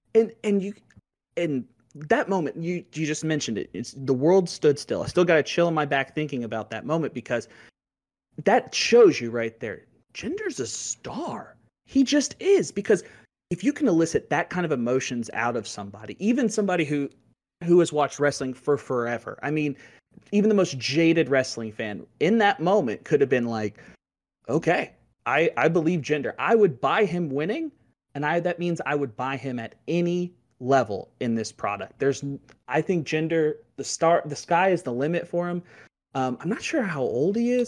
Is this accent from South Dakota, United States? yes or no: no; Louisville, Kentucky, United States; I grew up in Louisville, Kentucky, home of O V